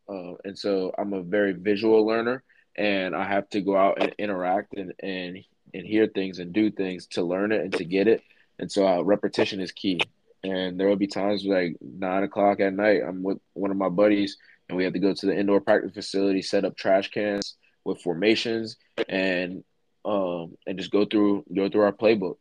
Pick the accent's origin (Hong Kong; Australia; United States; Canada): United States; Middletown, Pennsylvania; the area that we grew up in in Middletown